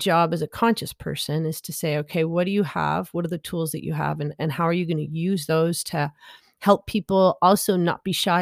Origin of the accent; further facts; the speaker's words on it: Canada; I'm Canadian, I'm an adult